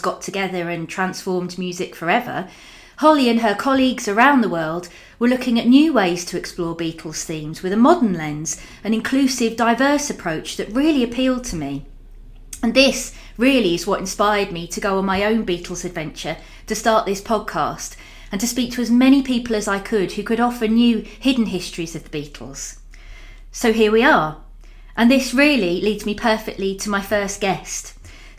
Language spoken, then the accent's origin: English; London, United Kingdom; moved away as an adult; now in Liverpool, United Kingdom; I'm recording this in Liverpool, where I've lived for the last 16 years, but I grew up in South London